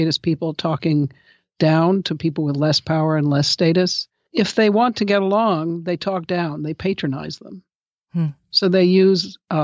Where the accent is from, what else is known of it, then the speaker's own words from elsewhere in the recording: Chicago, Illinois, United States; I grew up in Obama's neighborhood in Hyde Park in Chicago